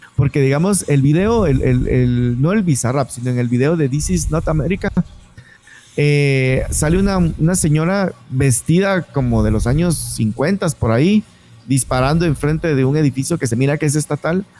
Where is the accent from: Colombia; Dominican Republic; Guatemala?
Guatemala; los guatemaltecos seamos tan agringados en nuestra forma de ser, en nuestra forma de hablar